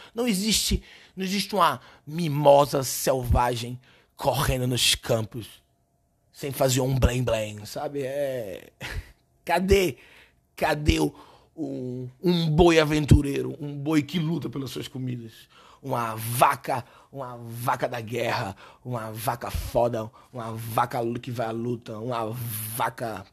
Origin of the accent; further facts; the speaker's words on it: Recife, Pernambuco, Brazil; now in São Paulo, Brazil; Eu sou recifense